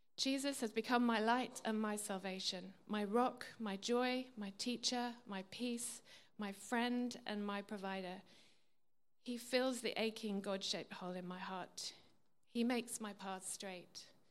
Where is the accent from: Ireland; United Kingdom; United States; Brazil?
United Kingdom; England; I was brought up in England, a Christian country